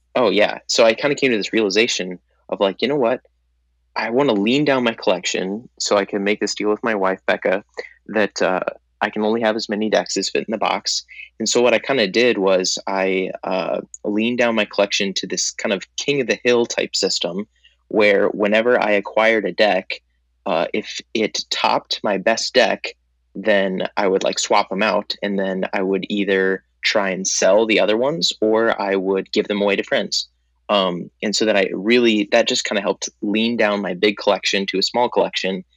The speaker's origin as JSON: {"language": "English", "town": "Minneapolis", "region": "Minnesota", "country": "United States", "said": "I'm actually from Minneapolis, Minnesota"}